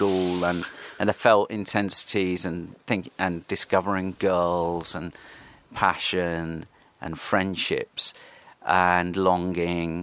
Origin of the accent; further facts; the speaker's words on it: Horsham, South East England, United Kingdom; also born or lived in Bexhill-on-Sea / Crawley; I grew up in Horsham, West Sussex. I went to school in Crawley.